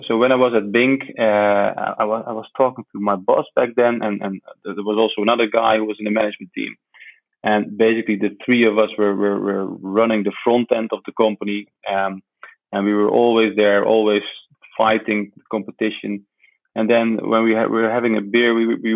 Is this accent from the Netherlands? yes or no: yes; Netherlands; I was born in the Netherlands